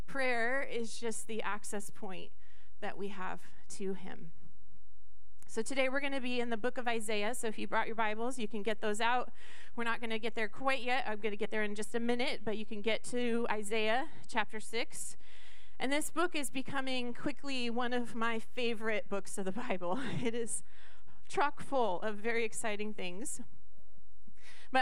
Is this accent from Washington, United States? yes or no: yes; Skagit County, Washington, United States; I grew up in Skagit County